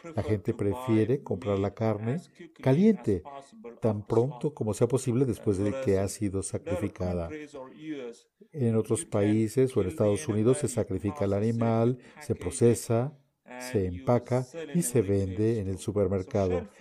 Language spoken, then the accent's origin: Spanish; South India, India; Spanish is a second language; moved away as an adult; also born or lived in Connecticut, United States; now in Oklahoma, United States; Originalmente soy de la India, de la parte sur de la India